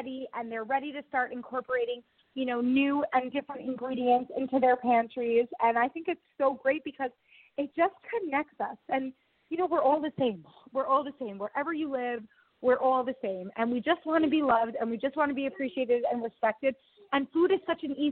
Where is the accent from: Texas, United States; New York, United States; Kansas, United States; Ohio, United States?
New York, United States; Long Island; moved away as an adult; now in Israel; I was born in New York. I grew up in Long Island.